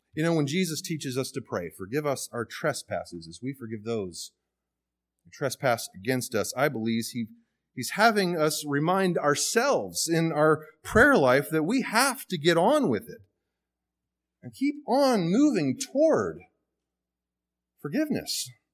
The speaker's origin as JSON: {"language": "English", "region": "the South", "country": "United States", "tie": "born or raised there", "said": "from the South like I am"}